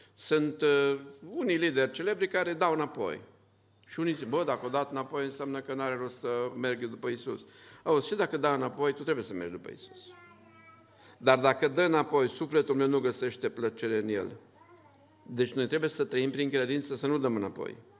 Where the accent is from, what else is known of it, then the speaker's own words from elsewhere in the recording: Romania; Suntem un grup din România